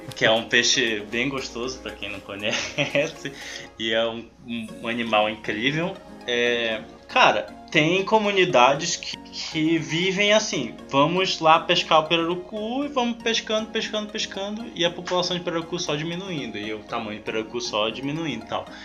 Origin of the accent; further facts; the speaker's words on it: Amazon, Brazil; eu e tu, nós somos da Amazônia